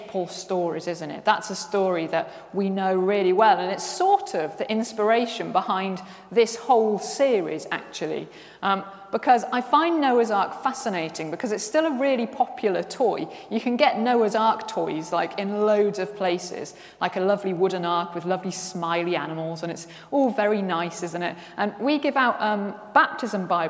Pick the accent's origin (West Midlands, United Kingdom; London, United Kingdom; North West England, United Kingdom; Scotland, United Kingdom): West Midlands, United Kingdom; Worcester; I'm from Worcester, and the flood. We used to get floods every single year in Worcester